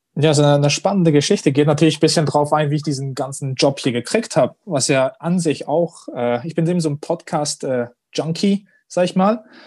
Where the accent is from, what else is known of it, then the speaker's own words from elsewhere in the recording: Switzerland; als stolzer Schweizer